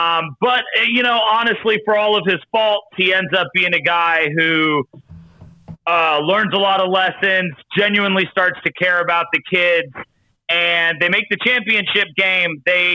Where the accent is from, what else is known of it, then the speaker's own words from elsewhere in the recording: North Carolina, United States; I'm from North Carolina.